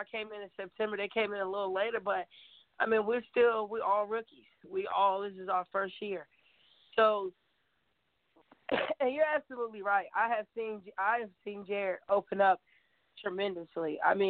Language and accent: English; Knoxville, Tennessee, United States; I'm from Knoxville.